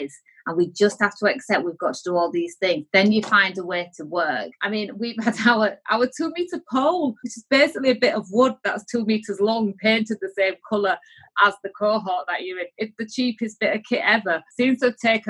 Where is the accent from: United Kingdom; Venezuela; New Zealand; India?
United Kingdom; Yorkshire and the Humber; I'm from Yorkshire